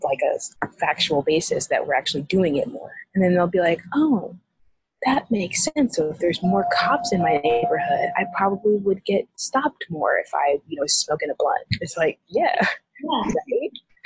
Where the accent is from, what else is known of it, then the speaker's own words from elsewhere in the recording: Missouri, United States; I am from Missouri, and I am from Missouri